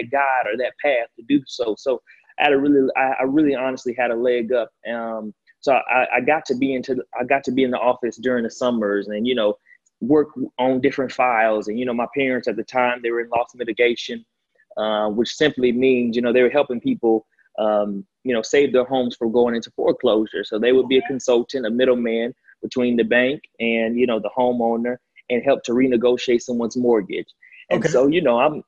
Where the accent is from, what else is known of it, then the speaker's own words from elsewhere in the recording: Atlanta, Georgia, United States; also born or lived in Chicago, Illinois; I'm originally from Chicago, Illinois. My family moved to Atlanta when I was a youngster. So Atlanta is really all I know